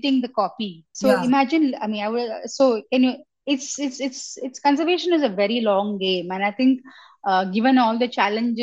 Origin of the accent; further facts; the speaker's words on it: Chennai, Tamil Nadu, India; I grew up in Chennai in the 80s and 90s